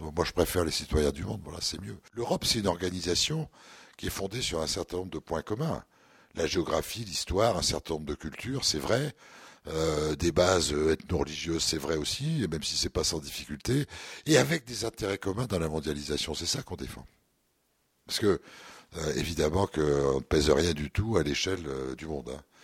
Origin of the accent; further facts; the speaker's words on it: the Nord, Hauts-de-France, France; on est tous du Nord, hein, on est des ch'tis, donc on, on vit, euh, dans le Nord